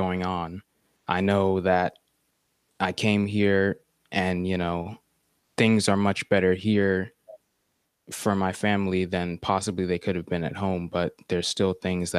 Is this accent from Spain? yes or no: no; United States; me and my two sisters are like the first of our family born here in America